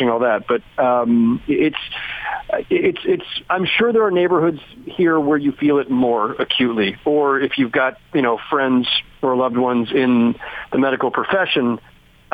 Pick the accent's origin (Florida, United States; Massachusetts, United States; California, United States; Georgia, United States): California, United States; Bay Area; now in New York, United States; the Bay Area where I grew up